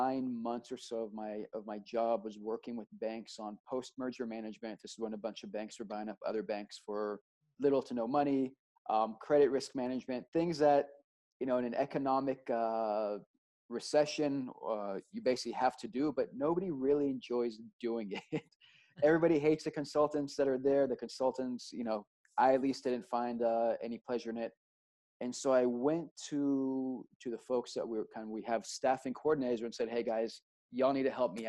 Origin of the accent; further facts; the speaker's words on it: Austin, Texas, United States; moved away; also born or lived in Israel / New York; I grew up in Austin, Texas